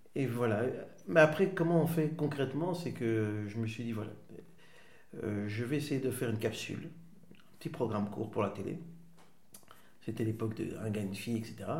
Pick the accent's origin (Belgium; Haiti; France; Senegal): Belgium; Waterloo, Wallonia; also born or lived in Schaerbeek / Netherlands / Switzerland / Rhode-Saint-Genèse; j'ai grandi entre euh, Waterloo, Haute-Saint-Genèse, un petit peu en Suisse, et puis je suis rentré.